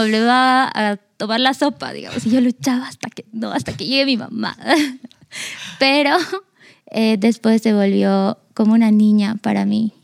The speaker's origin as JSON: {"language": "Spanish", "country": "Argentina", "tie": "born or raised there", "said": "yo nací en Argentina, vivía con mi mamá y mi abuela"}